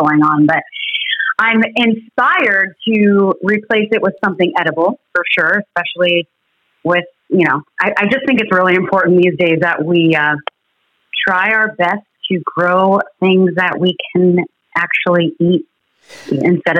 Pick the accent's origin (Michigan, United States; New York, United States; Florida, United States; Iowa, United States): Florida, United States; South; now in North Florida, United States; I'm originally from South Florida